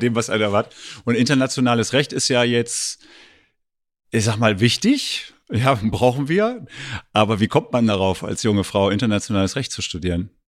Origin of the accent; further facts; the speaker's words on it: eastern Germany, Germany; ich bin ja im Osten der Republik groß geworden